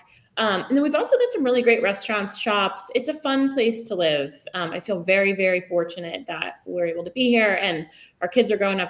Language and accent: English; Kingston, Massachusetts, United States; also born or lived in Hingham, Massachusetts; I've been here about 12 years now. I'm originally a South Shore girl. I grew up in Kingston, Massachusetts, and I lived in a few other towns on the South Shore as well.